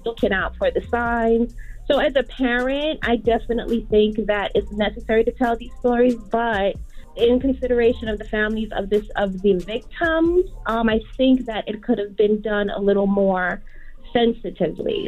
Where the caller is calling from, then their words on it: New Jersey, United States; I'm calling from New Jersey